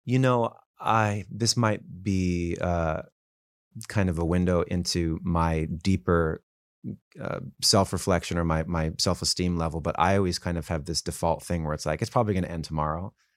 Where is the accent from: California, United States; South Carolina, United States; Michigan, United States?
California, United States; Los Angeles; also born or lived in Calabasas, California; I grew up in Woodland Hills